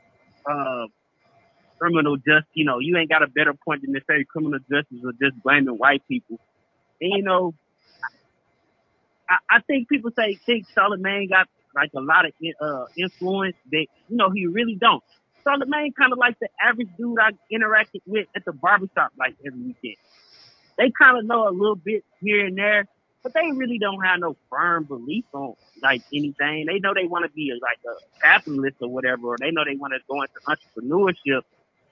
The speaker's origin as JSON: {"language": "English", "region": "Texas", "country": "United States", "moved": "yes", "lives_now": "San Diego, United States", "said": "I'm originally from Texas"}